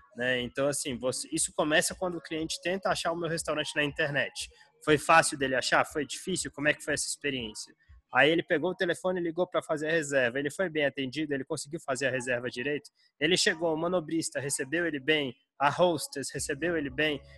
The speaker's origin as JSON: {"language": "Portuguese", "town": "Brasília", "region": "Federal District", "country": "Brazil", "tie": "born or raised there", "also_born_or_lived": "United States", "moved": "as an adult", "said": "eu sou nascido e criado em Brasília, né? Capital do Brasil"}